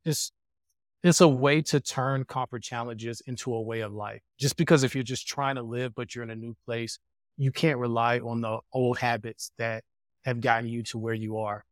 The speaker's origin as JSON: {"language": "English", "country": "United States", "moved": "yes", "said": "as an American"}